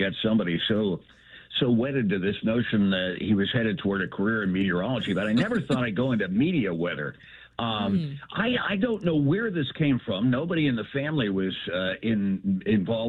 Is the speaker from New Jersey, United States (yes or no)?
yes; New Jersey, United States; also born or lived in Pittsburgh, Pennsylvania; now in Illinois, United States; I grew up at least 13 years in New Jersey